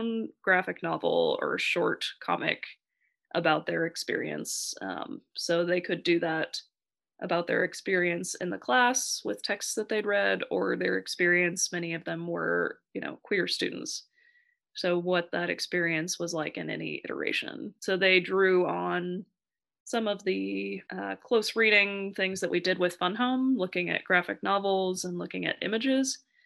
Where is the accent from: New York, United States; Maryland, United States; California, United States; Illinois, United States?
California, United States; Central Valley; moved away as an adult; now in Boston, United States; I went to college in the Central Valley, and I grew up in the Central Valley